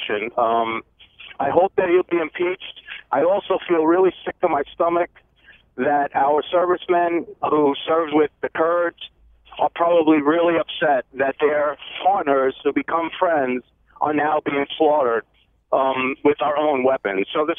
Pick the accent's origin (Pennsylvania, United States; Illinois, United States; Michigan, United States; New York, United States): New York, United States; now in Massachusetts, United States; I'm originally from New York